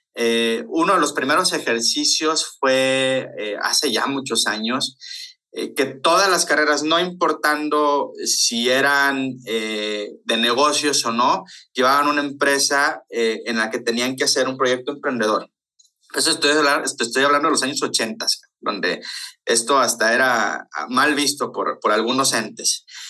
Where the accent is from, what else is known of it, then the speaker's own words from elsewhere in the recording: Ciudad Obregón, Sonora, Mexico; accent: golpeado (Sonoran); Soy sonorense, entonces así hablo. no es que esté enojado, traigo lo golpeado de nacimiento